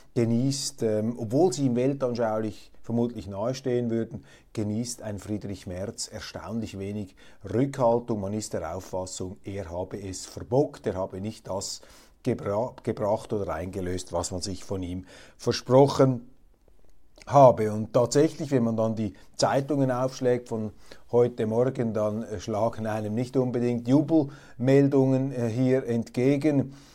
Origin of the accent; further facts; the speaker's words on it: Switzerland; also ich zumindest als Schweizer